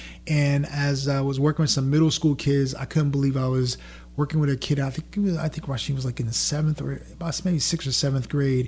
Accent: New York, United States; first language French and Creole; English is a second language; moved away as an adult; also born or lived in Atlanta, Georgia; now in Louisiana, United States; I grew up in New York, and you got to imagine me with braids in my hair, baggy jeans, Timberland boots, trying to catch the subway in New York.

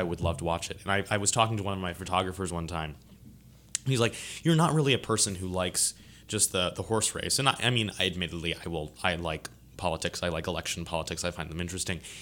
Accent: Lancaster, Pennsylvania, United States; now in Baton Rouge, United States; I grew up in, uh, Lancaster, Pennsylvania

